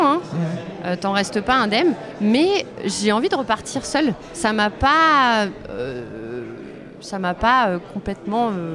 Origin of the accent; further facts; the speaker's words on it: Grenoble, Auvergne-Rhône-Alpes, France; je viens de Grenoble, c'est une ville euh, avec un maire écolo écologiste